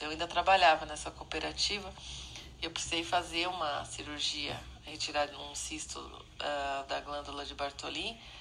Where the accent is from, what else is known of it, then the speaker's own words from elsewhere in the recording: São Paulo, Brazil; Eu sou de São Paulo